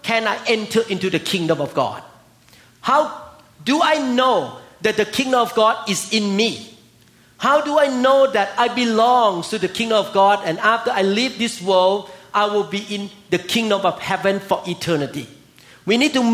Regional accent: Thailand; now in United States; I came from Thailand

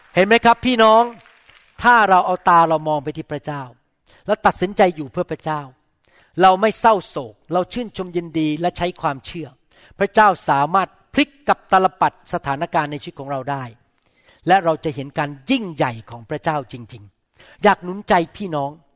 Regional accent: Thailand; ผมโตข ึ้นมาในประเทศไทย

